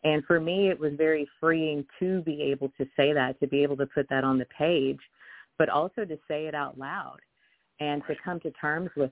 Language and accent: English; the South, United States; growing up in the South or growing up in the Bible Belt, I was raised Baptist